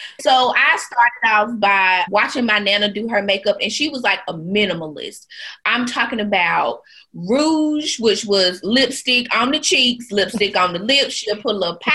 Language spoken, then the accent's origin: English; Wagram, North Carolina, United States; I'm from Wagram, North Carolina. That is a very small town where we only have one stoplight